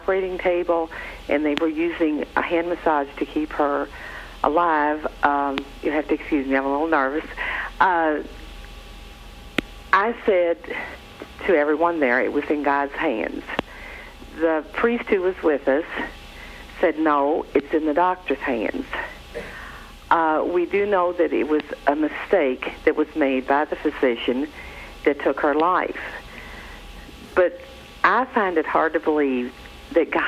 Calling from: Louisville, Kentucky, United States; I'm calling from Louisville, Kentucky.

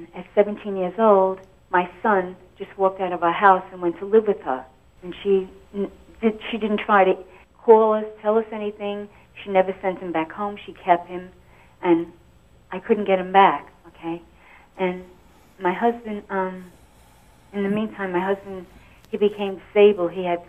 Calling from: Florida, United States

